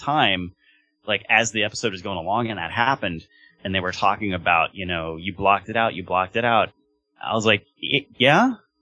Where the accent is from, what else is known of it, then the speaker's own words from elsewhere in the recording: Long Beach, California, United States; moved away; I'm originally from Long Beach